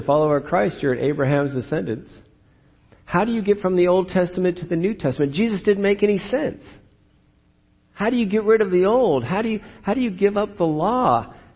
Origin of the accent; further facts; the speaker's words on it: California, United States; I'm born and raised in California